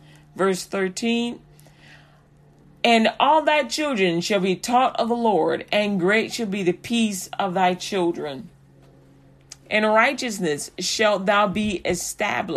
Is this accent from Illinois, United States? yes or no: yes; Chicago, Illinois, United States; also born or lived in Texas; now in Haltom City, United States; I'm a Chicagoan through and through